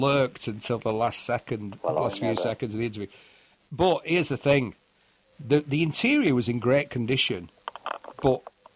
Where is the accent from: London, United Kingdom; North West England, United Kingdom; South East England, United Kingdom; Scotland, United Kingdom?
North West England, United Kingdom; Bury; now in Manchester, United Kingdom; in Bury, Lancashire, my hometown, just up the road from where I live now in Manchester